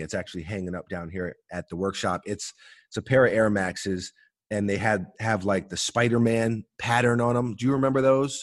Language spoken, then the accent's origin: English; New York City, New York, United States; growing up in New York City, we're always on the train